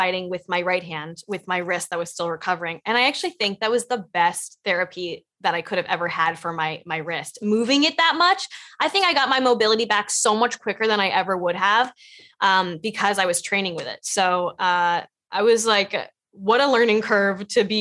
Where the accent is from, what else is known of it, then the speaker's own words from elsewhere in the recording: Los Angeles, California, United States; I grew up in Los Angeles